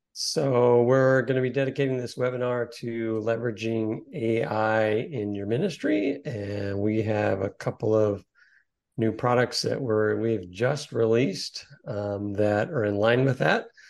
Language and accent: English; Corpus Christi, Texas, United States; I grew up in Corpus Christi, Texas